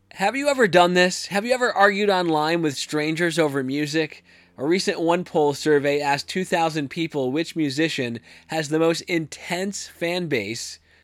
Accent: Madison, Connecticut, United States; moved away; I grew up in Madison, Connecticut, where Friday night football was was a big deal

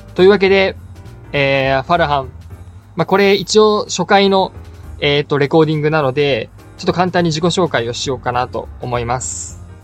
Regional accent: Japan; moved away as an adult; now in Malaysia; 俺は日本人だし

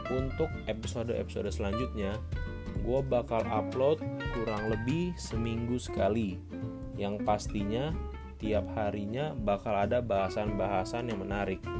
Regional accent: South Tangerang, Banten, Indonesia; also born or lived in Kupang; now in Semarang, Indonesia; Gua lahir di Kupang NTT, tapi tumbuh dan berkembang di Tangerang Selatan. Sekarang gua menempuh studi di salah satu universitas di Semarang.

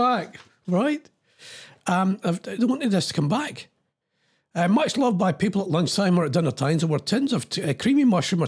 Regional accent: Scotland, United Kingdom; I'm Scottish

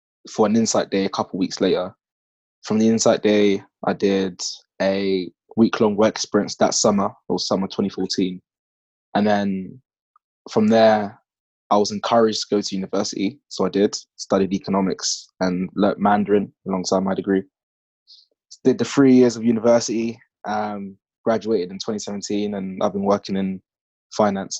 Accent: London, United Kingdom; I grew up in East London on a council estate

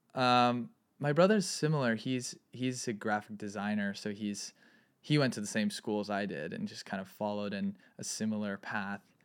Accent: Santa Barbara, California, United States; also born or lived in Ojai; I grew up in Santa Barbara

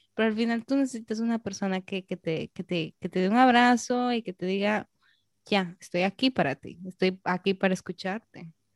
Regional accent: Peru; now in Dominican Republic; soy peruana

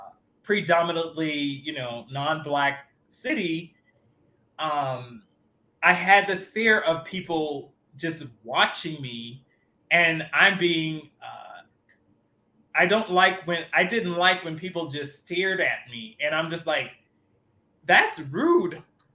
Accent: Miami, Florida, United States; I'm from Miami, and that's part of the culture down there

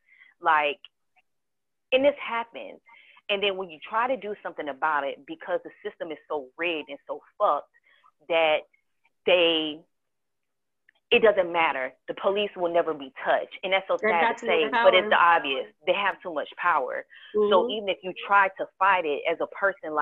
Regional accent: Charleston, South Carolina, United States; I was born in Charleston. I don't have the Geechee accent. I don't have the Gullah accent

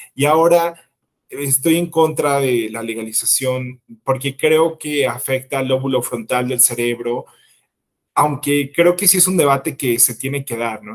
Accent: Mexico; yo soy un ciudadano mexicano

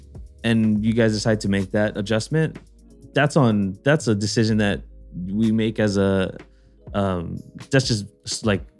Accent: Hawaii, United States; moved away as an adult; yeah, I moved out from here. I came from Hawaii.

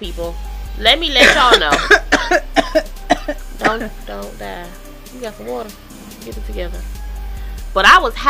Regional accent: Detroit, Michigan, United States; We was in a hood. I'm from Detroit, y'all.

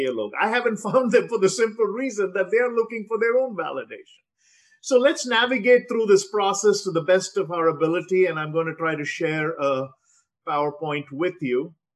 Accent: South India, India; first language Telugu; I grew up in the South. I speak Telugu, but I married a girl from the North, and I probably speak better Hindi than I do Telugu at this point.

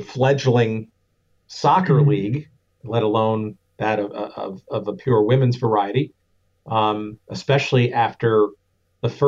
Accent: Lake Forest, Illinois, United States; my hometown here in Lake Forest, Illinois

